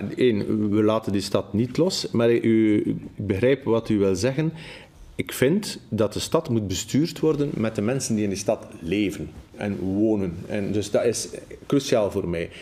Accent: Damme, Flanders, Belgium; also born or lived in Schaerbeek; ik kom van Damme en u zult zeggen dat is het platteland.

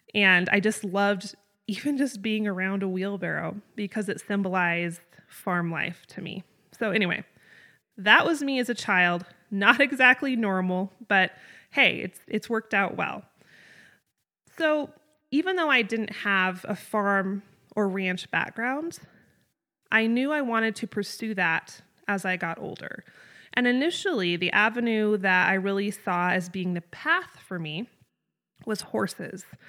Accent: North Idaho, United States; moved away as an adult; also born or lived in Southeast Wyoming; I grew up in North Idaho, up in the Panhandle.

